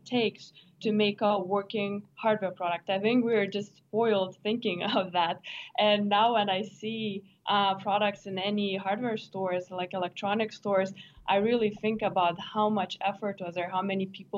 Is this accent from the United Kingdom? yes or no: no; Lithuania; moved away; I am from Lithuania, from Europe